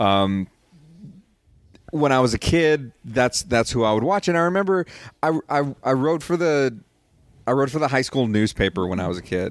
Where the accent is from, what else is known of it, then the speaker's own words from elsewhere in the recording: Rio Grande Valley, Texas, United States; also born or lived in Austin, Texas; I grew up in the Rio Grande Valley